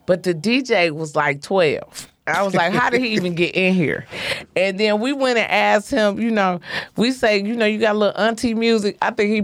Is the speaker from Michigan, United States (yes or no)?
yes; Detroit, Michigan, United States; I'm from Joy Road. Joy Road